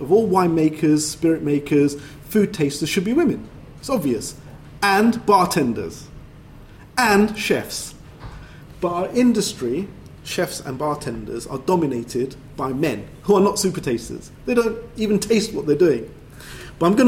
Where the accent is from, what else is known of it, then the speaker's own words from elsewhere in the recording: London, United Kingdom; growing up in Brixton, that culture is also my culture